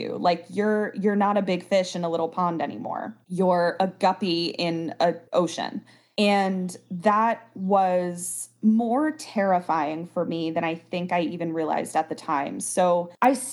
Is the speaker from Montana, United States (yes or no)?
no; Baltimore, Maryland, United States; moved away as an adult; I grew up in Baltimore, obviously went to high school in Baltimore, and then I went to college in Baltimore as well